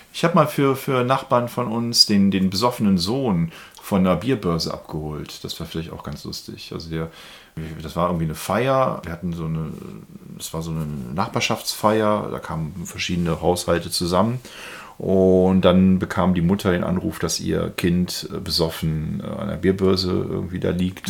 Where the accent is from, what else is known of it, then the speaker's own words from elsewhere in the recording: Germany; als Deutsche